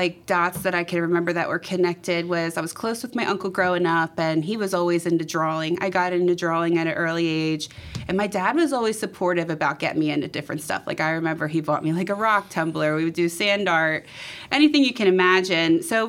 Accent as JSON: {"language": "English", "town": "Philadelphia", "region": "Pennsylvania", "country": "United States", "tie": "born or raised there", "said": "I grew up in Philly, and I'm out in the suburbs right now. But I've traveled, and I just love Philly as my home base."}